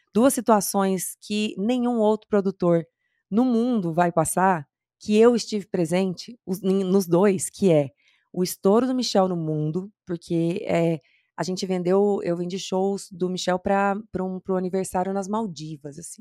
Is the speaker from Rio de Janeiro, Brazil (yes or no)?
no; interior of Mato Grosso do Sul, Brazil; moved away; Eu sou do interior do Mato Grosso do Sul